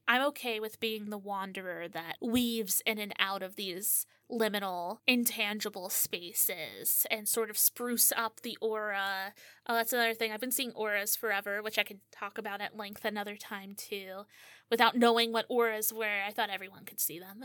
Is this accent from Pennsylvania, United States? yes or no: yes; Pocono Mountains, Pennsylvania, United States; am from the Pocono Mountains of Pennsylvania. Yeah, it, this is where I was born and raised